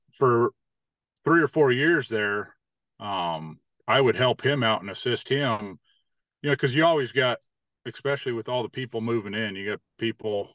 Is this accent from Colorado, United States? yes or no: yes; Durango, Colorado, United States; I grew up in Durango.